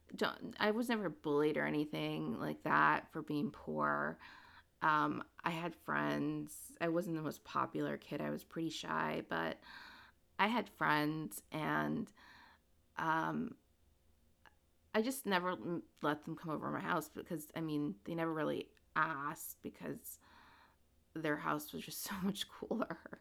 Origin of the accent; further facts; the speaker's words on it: Princeton, New Jersey, United States; I was born in Princeton, New Jersey to immigrant parents. My parents came from Guatemala and they settled in Princeton and I went to elementary school in Princeton